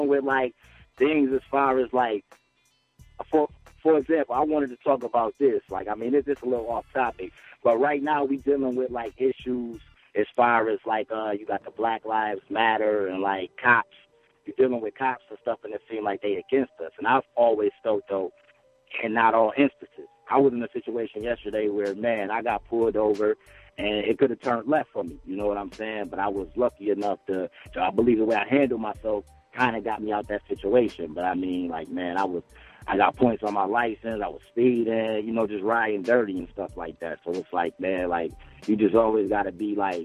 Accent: Buffalo, New York, United States; I'm from Buffalo, New York

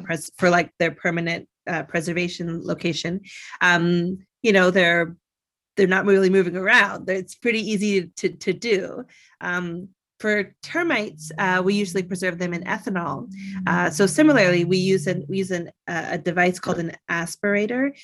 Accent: Canada; I grew up in Canada

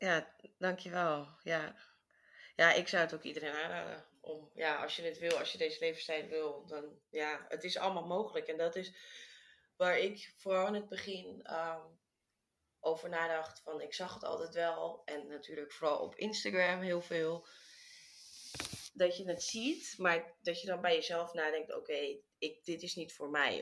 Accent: Amsterdam, North Holland, Netherlands; moved away as an adult; also born or lived in Bali; now in Vietnam; ik kom uit Amsterdam

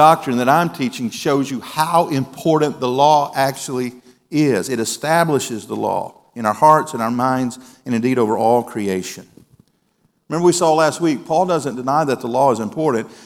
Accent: Mississippi, United States; moved away; Back in my home state

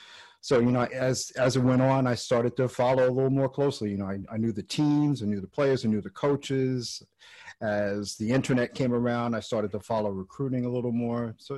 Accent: New York City, New York, United States; I grew up in New York. I was born and raised in Queens.

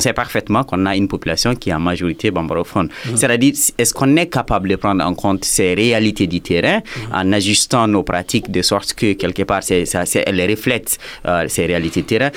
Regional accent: Douentza, Mopti, Mali; je suis de Douanza, je parle Dogon, je parle Peul

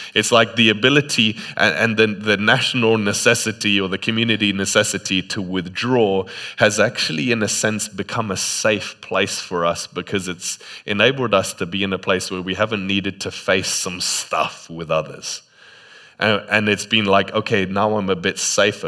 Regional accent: Botswana; moved away; in Botswana, sometimes in the middle of the day, you just don't go outside

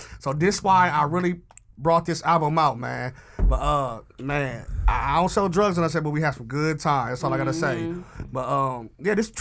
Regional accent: Milwaukee, Wisconsin, United States; also born or lived in New York; I was raised in Milwaukee

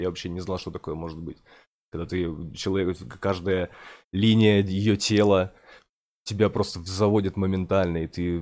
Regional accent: Murmansk, Murmansk Oblast, Russia; moved away; что я из Мурманска, что я с севера

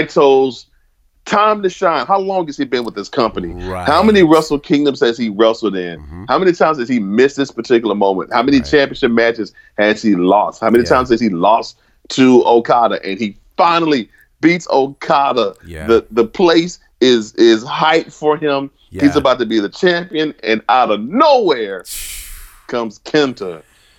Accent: United States; I'm American

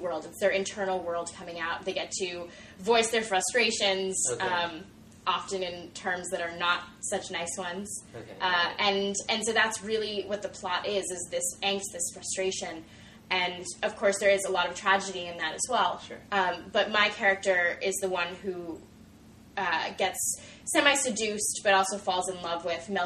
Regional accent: New York, United States; moved away; I'm from New York

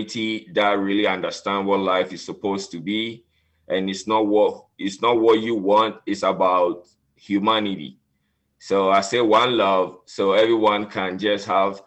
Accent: Ghana; moved away as an adult; now in United States; I grew up in West Africa, Ghana

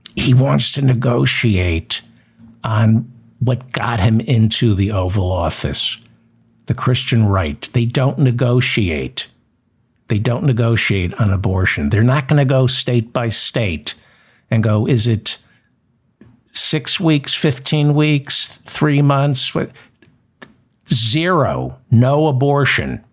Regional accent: New Jersey, United States; I grew up in New Jersey

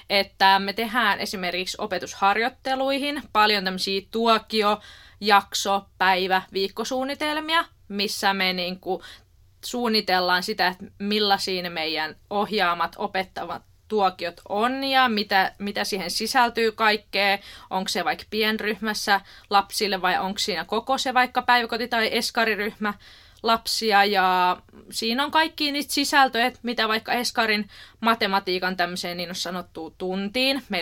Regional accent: Helsinki, Uusimaa, Finland; moved away; Oikeastaan tuota Rauman kampukselta, eli Rauman opettajan koulutuslaitokselta, ja mä oon alun perin kotoisin Helsingistä.

